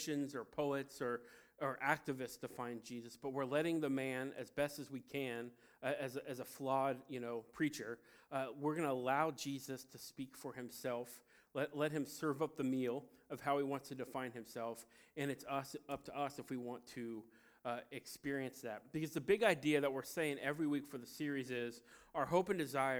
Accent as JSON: {"language": "English", "town": "Cincinnati", "region": "Ohio", "country": "United States", "said": "I'm from Cincinnati, Ohio, the birthplace of baseball"}